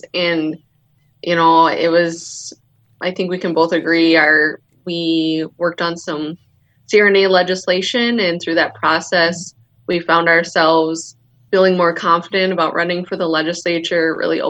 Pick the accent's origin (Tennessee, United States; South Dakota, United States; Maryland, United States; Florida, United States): South Dakota, United States; accent: South Dakota; I attended Mount Marty College here in South Dakota. So just kind of a born and raised South Dakota girl, never left, not even to get my education.